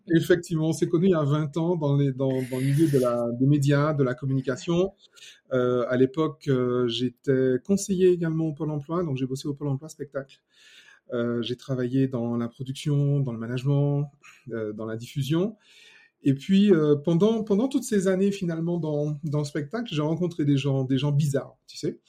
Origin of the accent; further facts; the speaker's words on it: Martinique; je suis martiniquais. Déjà à la base, ça c'est bien, fier de mes origines